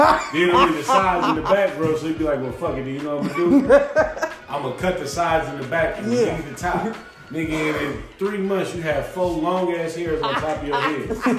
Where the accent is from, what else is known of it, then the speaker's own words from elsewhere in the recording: Oakland, California, United States; also born or lived in Chicago, Illinois; I grew up in Oakland and Chicago.